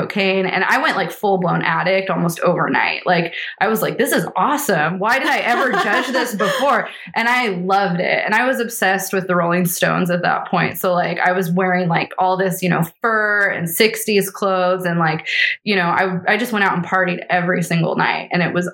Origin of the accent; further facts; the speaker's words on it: Eastern Washington, United States; I grew up in Eastern Washington